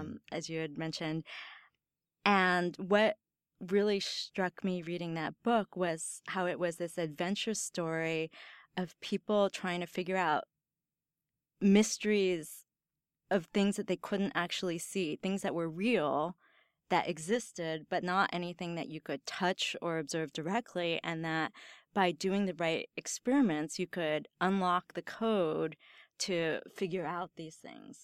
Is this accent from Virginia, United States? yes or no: yes; Northern Virginia, United States; now in Stanford, United States; I grew up in Northern Virginia near D